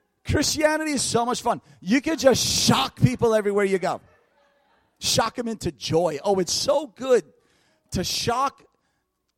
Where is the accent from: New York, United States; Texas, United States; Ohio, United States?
New York, United States; now in North Carolina, United States; New York, where I was from, where I lived for years. Now I'm in North Carolina